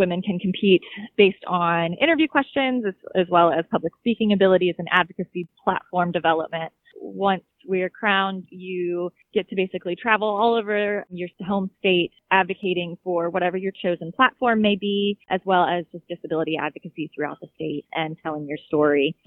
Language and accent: English; Virginia, United States; I am from Virginia